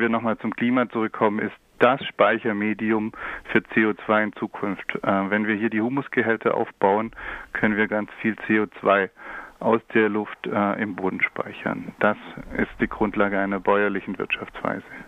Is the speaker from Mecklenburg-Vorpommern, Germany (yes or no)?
no; near Stuttgart, Baden-Württemberg, Germany; Ich komme äh, aus der Nähe von Stuttgart